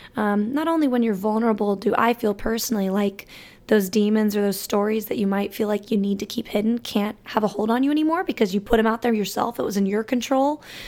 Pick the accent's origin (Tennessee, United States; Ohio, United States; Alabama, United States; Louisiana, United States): Alabama, United States; moved away; growing up in that state